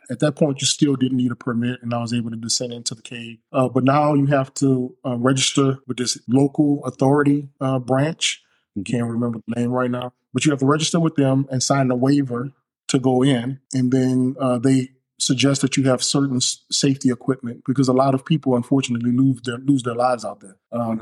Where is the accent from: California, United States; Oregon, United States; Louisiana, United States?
Louisiana, United States; New Orleans; now in Alabama, United States; I'm from New Orleans, of course. So being raised there, you're just surrounded by water all the time